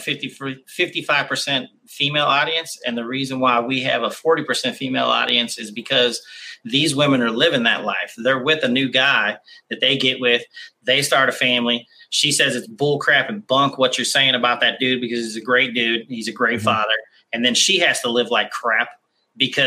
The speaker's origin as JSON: {"language": "English", "town": "Kansas City", "country": "United States", "tie": "born or raised there", "said": "I grew up in Kansas City."}